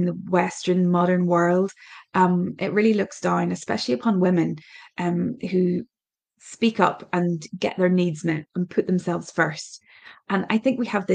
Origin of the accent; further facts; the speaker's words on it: Ireland; My background is I'm Irish